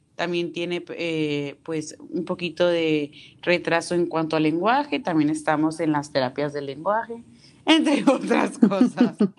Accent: Tampico, Tamaulipas, Mexico; Yo soy de Tampico, Tamaulipas

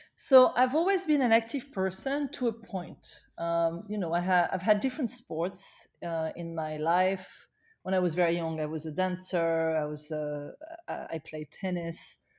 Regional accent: Paris, Île-de-France, France; now in New York, United States; I, I was born in Paris, uh, but I chose to spend my life in New York.

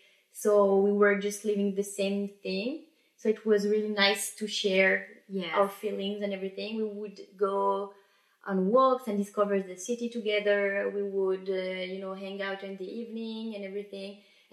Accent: France; accent: French; English is a second language; also born or lived in Belgium / Italy / Birmingham

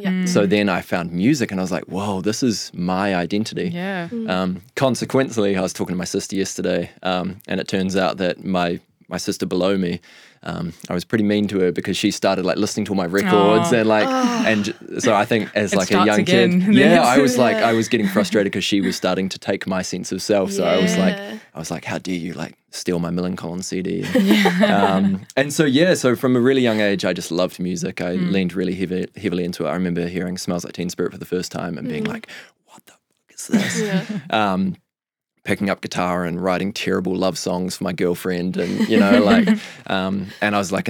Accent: Nelson, New Zealand; Well, we've clarified I'm from Nelson.

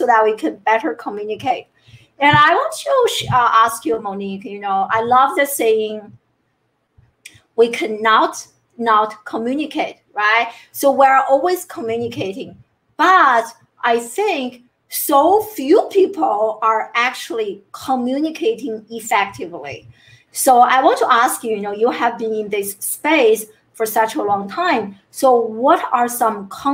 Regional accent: China; growing up in China

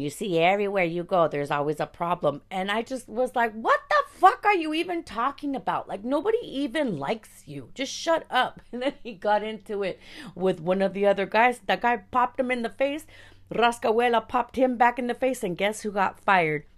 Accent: Los Angeles, California, United States; I was born in East Los Angeles

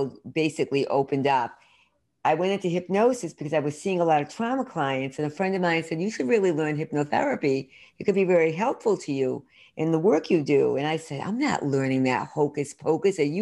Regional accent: Worcester, Massachusetts, United States; also born or lived in Boston; I grew up in Central Mass, Worcester, Mass, and I'm really did full circle, lived in Boston for many years outside and back here now

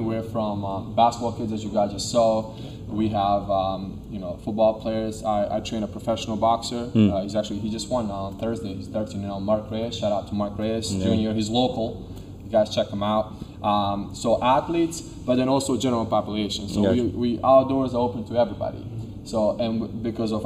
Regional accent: Serbia; now in United States; I'm from Serbia, so you know, when I came here, we came 2001 September 10th

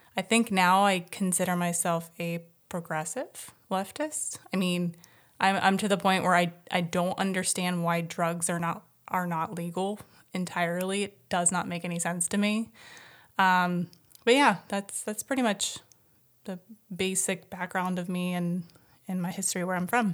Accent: Midwest, United States; moved away as an adult; also born or lived in Ohio / Columbus; now in California, United States; born and raised in the Midwest

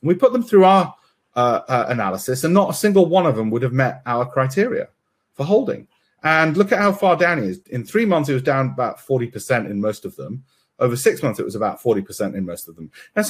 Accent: India; I've got cousins in Florida. I'm Indian, of course I have, you know, and cousins in California.

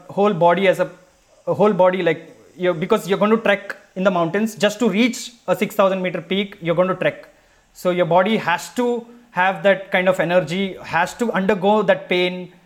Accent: Mangalore, Karnataka, India; I'm from the seas. I'm from Mangalore.

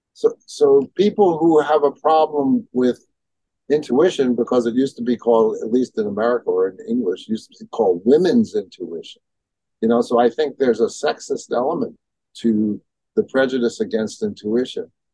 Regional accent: New York City, New York, United States; in my neighborhood growing up in Brooklyn

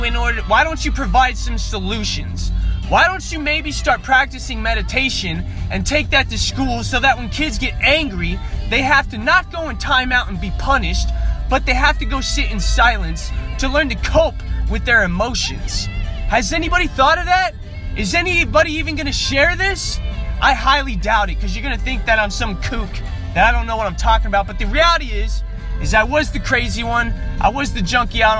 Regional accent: North Las Vegas, Nevada, United States; growing up in North Las Vegas

